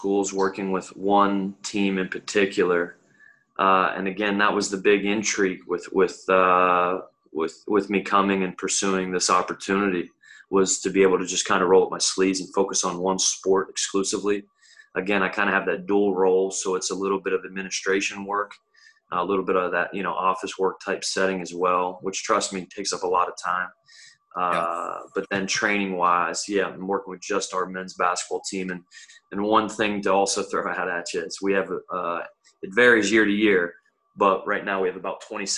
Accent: Huntingdon, Pennsylvania, United States; moved away; I'm originally from Huntington, Pennsylvania, small rural town, about 35 minutes away from State College

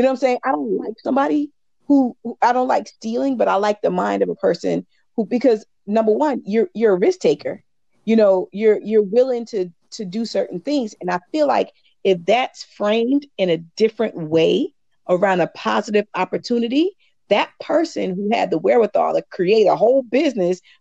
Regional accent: St. Stephen, South Carolina, United States; moved away; I'm from St. Stephen, and until I moved from St. Stephen

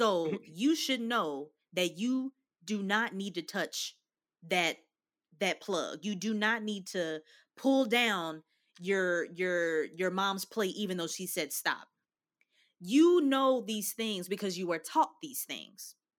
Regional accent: Louisville, Kentucky, United States; growing up in Kentucky

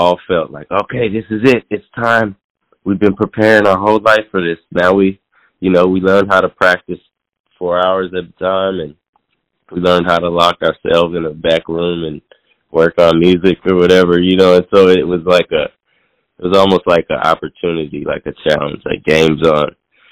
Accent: Seattle, Washington, United States; moved away; also born or lived in New York; I'm originally from Seattle, and I came back to Seattle back in 2020

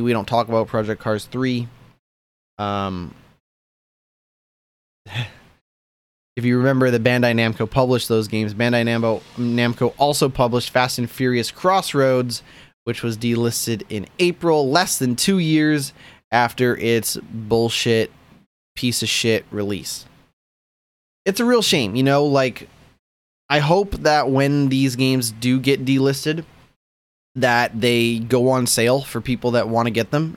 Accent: Canada; I'm a Canadian

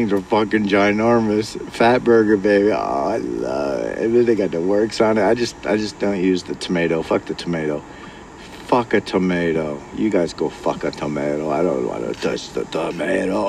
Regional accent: California, United States; I was born and raised Californian, so technically I say I'm a Californian.

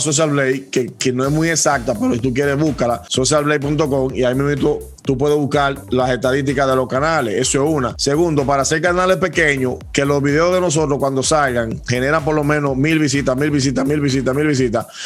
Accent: Dominican Republic; somos dominicanos

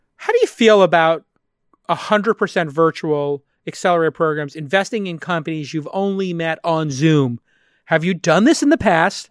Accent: East Coast, United States; now in West Coast, United States; I'm an East Coast boy growing up on the East Coast

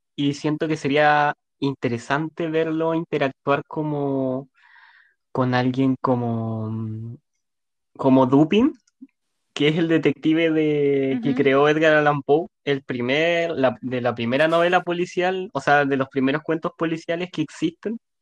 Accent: Punta Arenas, Magallanes and Chilean Antarctica, Chile; yo soy de Punta Arenas

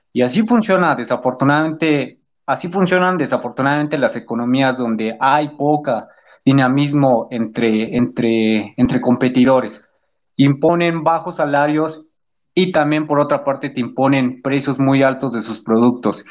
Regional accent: Mexico; nosotros hacer como mexicanos ante una problemática que nos atañe mucho aquí en el país

